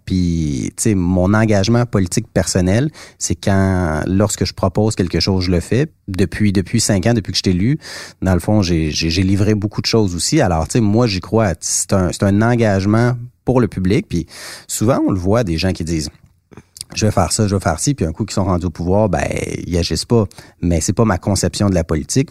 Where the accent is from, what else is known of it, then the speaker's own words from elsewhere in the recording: Mont-Saint-Hilaire, Quebec, Canada; j'ai grandi dans mon comté, j'ai grandi à Mont-Saint-Hilaire